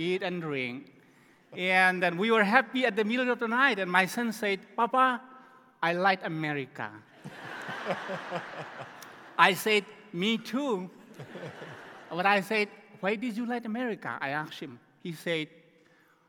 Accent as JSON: {"language": "English", "country": "Myanmar", "said": "We came from Myanmar, the country called Burma, formerly known as Burma"}